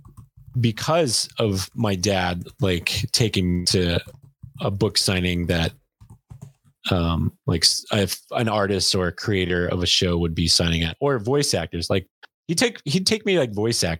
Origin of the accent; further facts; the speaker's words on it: Glendale, California, United States; I grew up in Glendale too, grew up in LA.